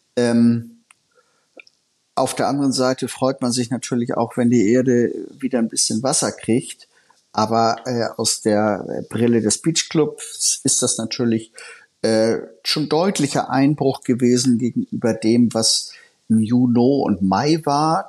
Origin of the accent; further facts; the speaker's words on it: Hamburg, Germany; mir als Hamburger